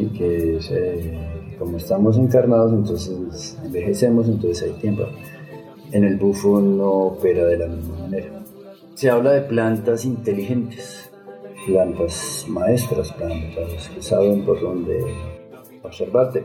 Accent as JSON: {"language": "Spanish", "region": "Bogotá", "country": "Colombia", "tie": "born or raised there", "also_born_or_lived": "Mexico", "moved": "as an adult", "said": "yo nací en Bogotá, de Bogotá, Colombia"}